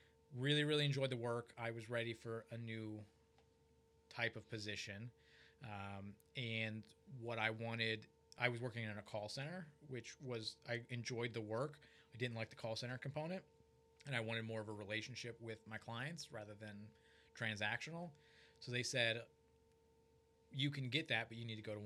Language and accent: English; Youngstown, Ohio, United States; moved away as an adult; also born or lived in Cincinnati, Ohio / London / Huntington Beach, California; I grew up in Youngstown, Ohio